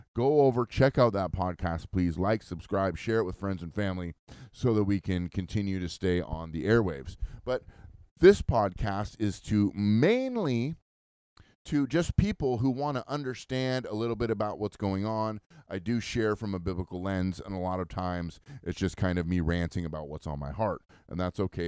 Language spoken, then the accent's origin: English; United States